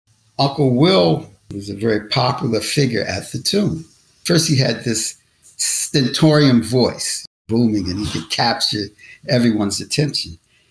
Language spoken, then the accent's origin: English; Alexandria, Virginia, United States; I grew up in Alexandria, Virginia.